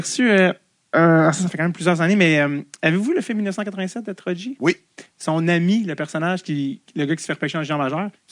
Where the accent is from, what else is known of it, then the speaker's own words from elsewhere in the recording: Montreal, Quebec, Canada; je viens de Montréal